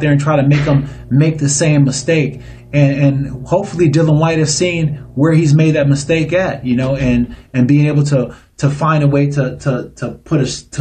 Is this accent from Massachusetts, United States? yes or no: no; Niagara Falls, New York, United States; I am from Niagara Falls, but I have kids who live in Illinois